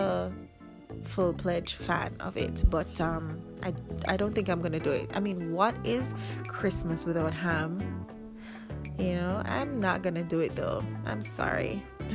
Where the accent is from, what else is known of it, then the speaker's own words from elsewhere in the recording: Jamaica; I'm Jamaican